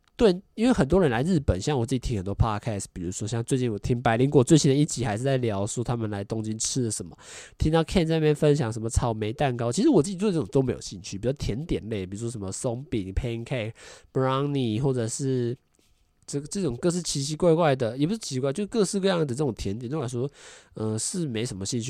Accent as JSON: {"language": "Chinese", "country": "Taiwan", "said": "我是来自台湾的"}